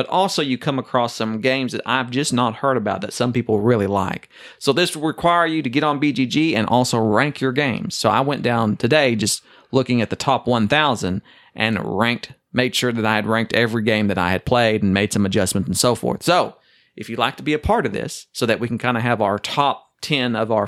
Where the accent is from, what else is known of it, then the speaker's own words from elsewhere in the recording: Oklahoma, United States; I'm not from Texas. It's sufficient. I'm from Oklahoma.